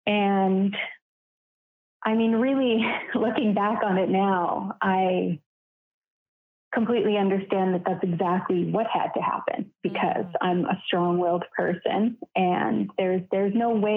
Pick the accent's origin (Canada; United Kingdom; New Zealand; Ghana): Canada; also born or lived in Vancouver, Canada; I'm from Canada and I live on the West Coast and was living in Vancouver at the time.